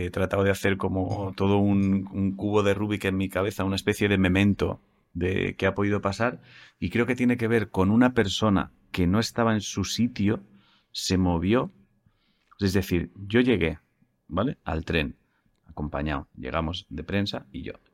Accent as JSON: {"language": "Spanish", "town": "Málaga", "region": "Andalusia", "country": "Spain", "moved": "yes", "lives_now": "Switzerland", "said": "aunque soy malagueña, llevo más de 30 años viviendo en Suiza."}